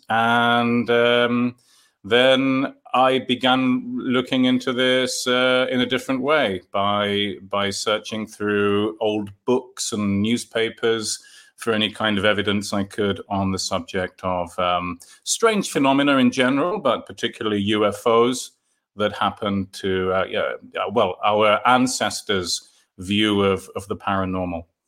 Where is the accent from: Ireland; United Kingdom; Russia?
United Kingdom; London; moved away; I collected Marvel comics in London. I'm from London originally.